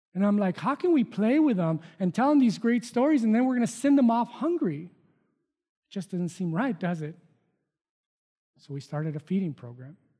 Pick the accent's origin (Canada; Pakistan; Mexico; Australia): Mexico; moved away; I was born and raised in Mexico.